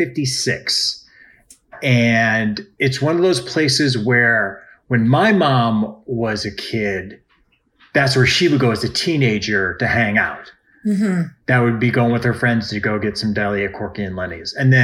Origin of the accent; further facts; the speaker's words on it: Cleveland, Ohio, United States; moved away; growing up in Cleveland, there on the eastern suburbs of Cleveland, which is where I'm from, there is a very large Jewish population.